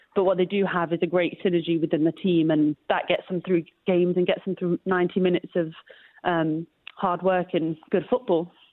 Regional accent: Leicester, East Midlands, United Kingdom; moved away as an adult; also born or lived in Los Angeles, United States; I grew up here and had the same mentality.

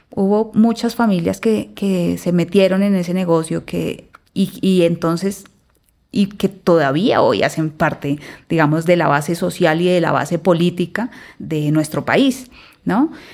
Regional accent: Colombia; como colombiana

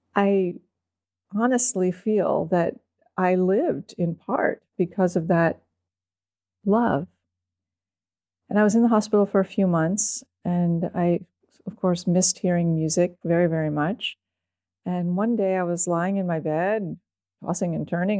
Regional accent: East Coast, United States; moved away as an adult; also born or lived in Austin, Texas; I was from the East Coast

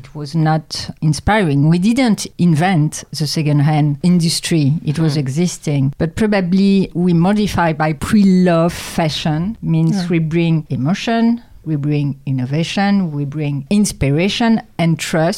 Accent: Champagne, Grand Est, France; English is a second language; now in Paris, France; I'm born in France, in Champagne.

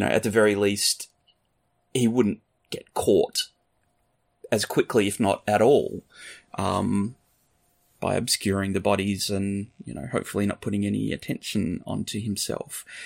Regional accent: Australia; moved away; I'm Australian.

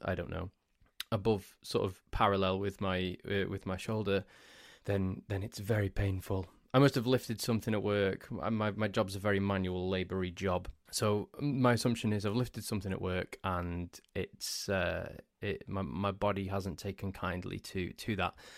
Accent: Crewe, North West England, United Kingdom; also born or lived in Nantwich / Sandbach; I grew up in the town of Crewe.

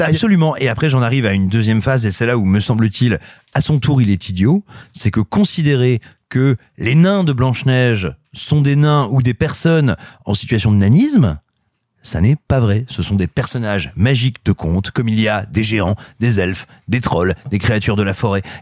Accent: Clermont-Ferrand, Auvergne-Rhône-Alpes, France; je suis natif de Clermont-Ferrand, Clermont-la-Belle, Clermont-la-Grise, Clermont-la-Volcanique.

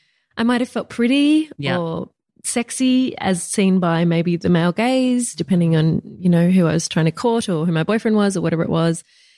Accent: Bundanoon, New South Wales, Australia; now in Melbourne, Australia; Perfect. It's tiny. It's small. It's in the bush.

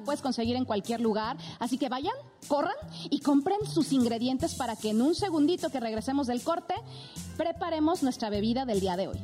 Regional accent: Mexico; muchas tradiciones aquí en México

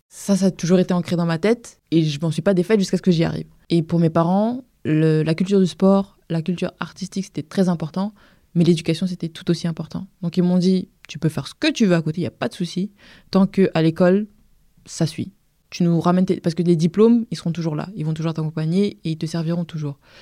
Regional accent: Vitry-sur-Seine, Île-de-France, France; also born or lived in Paris; né à Paris dans le 14e, mais j'ai grandi à Vitry.

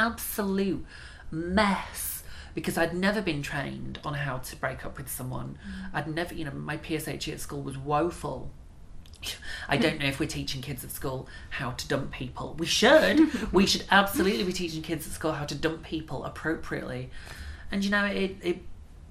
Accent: Bradford, Yorkshire and the Humber, United Kingdom; I'm from Bradford.

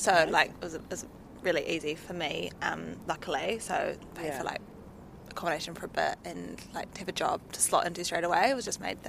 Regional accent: New Zealand; moved away as an adult; now in London, United Kingdom; we're from New Zealand.

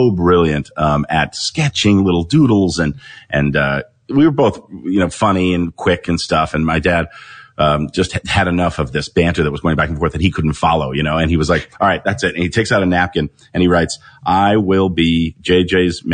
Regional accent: Los Angeles, California, United States; born and raised in West

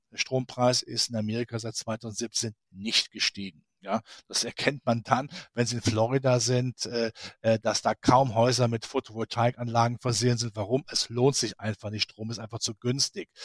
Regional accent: Rhineland, Germany; ich als Rheinländer

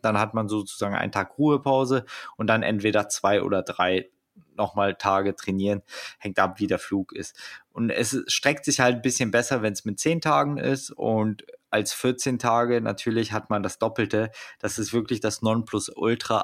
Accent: Germany; als Deutscher

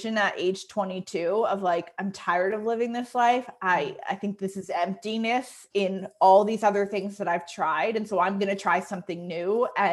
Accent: Connecticut, United States; also born or lived in New York City; I had applied for a job in Connecticut, where I was from, at a pretty big nonprofit.

